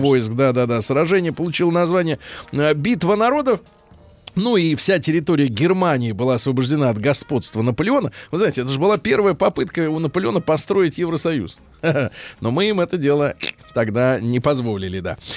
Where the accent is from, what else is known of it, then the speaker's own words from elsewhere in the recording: Saint Petersburg, Russia; я родился в Ленинграде, э, в блокаду